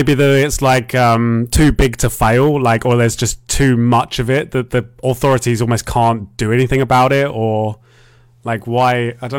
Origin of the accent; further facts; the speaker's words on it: United Kingdom; I'm a Brit.